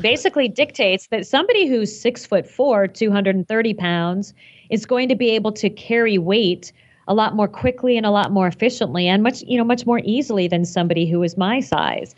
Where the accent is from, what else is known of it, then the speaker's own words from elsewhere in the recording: Phoenix, Arizona, United States; I grew up in Phoenix and I never got to shovel snow